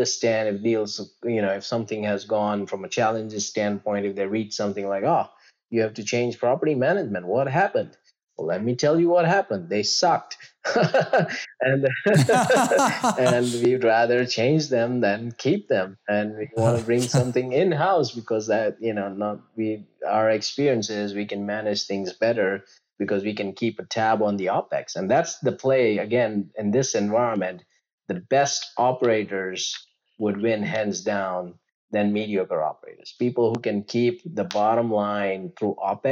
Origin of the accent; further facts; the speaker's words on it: Gujarat, India; moved away; I grew up in a state called Gujarat, which is like the western tip of India